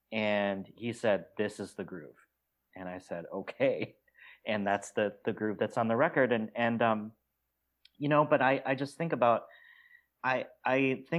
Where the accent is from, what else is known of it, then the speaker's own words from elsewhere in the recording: United States; also born or lived in South Korea; I am fully American and also fully Korean.